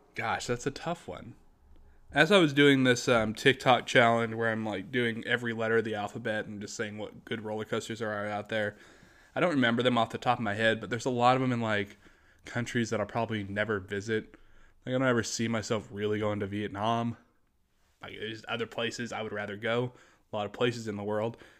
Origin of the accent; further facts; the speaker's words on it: United States; I'm just an American